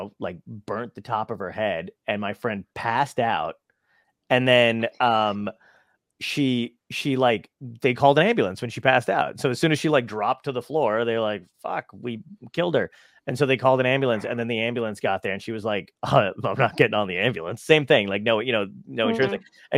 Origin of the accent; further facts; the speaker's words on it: New Jersey, United States; also born or lived in Los Angeles; I'm from New Jersey